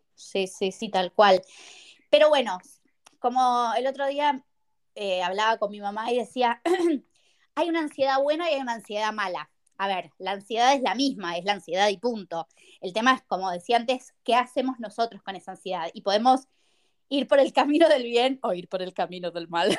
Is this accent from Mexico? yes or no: no; Buenos Aires, Argentina; moved away as an adult; now in Madrid, Spain; soy argentina, eh, nací en Buenos Aires, viví en Buenos Aires y ahora estoy viviendo en Madrid.